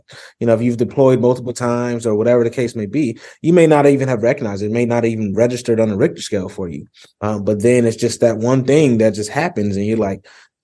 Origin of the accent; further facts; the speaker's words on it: Rochester, New York, United States; growing up in Rochester, New York, I actually grew up in a polygamous household